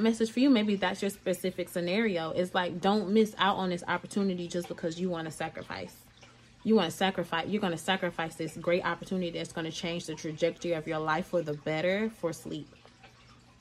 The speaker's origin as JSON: {"language": "English", "town": "Atlanta", "region": "Georgia", "country": "United States", "said": "I'm from Georgia. I'm from Atlanta, Georgia"}